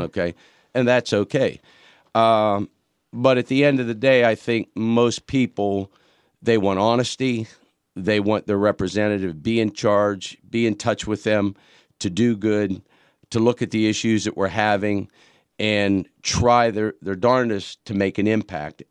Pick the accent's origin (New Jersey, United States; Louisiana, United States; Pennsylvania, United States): Pennsylvania, United States; Pittsburgh; now in Horry County, United States; originally from Pittsburgh